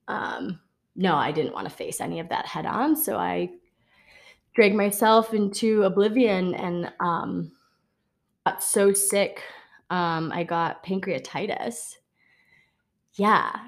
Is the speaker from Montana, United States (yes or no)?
no; Wisconsin, United States; I grew up in Wisconsin